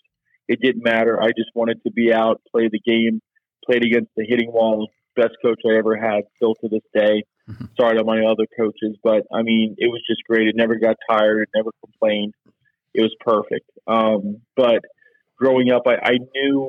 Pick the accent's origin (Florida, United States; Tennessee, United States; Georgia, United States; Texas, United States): Florida, United States; Oldsmar; moved away; also born or lived in Clearwater, Florida / Big Rapids, Michigan; I grew up in a little suburb of Tampa. I was born in Clearwater, but I grew up in Oldsmar